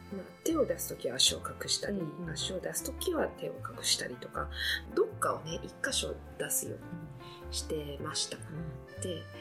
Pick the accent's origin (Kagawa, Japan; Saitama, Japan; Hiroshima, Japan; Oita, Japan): Oita, Japan; 私の実家は大分